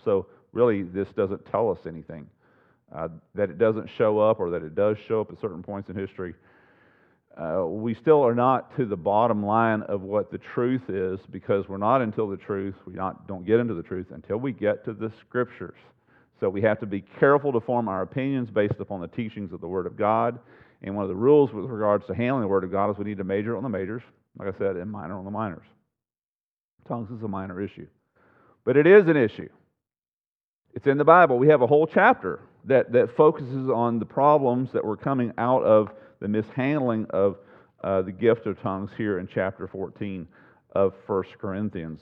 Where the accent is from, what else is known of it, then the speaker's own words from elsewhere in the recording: United States; born and raised in the United States